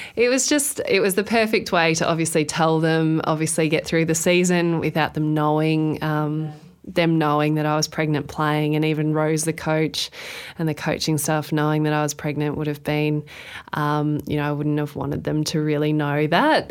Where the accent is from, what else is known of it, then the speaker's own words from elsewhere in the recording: Queensland, Australia; being a Queenslander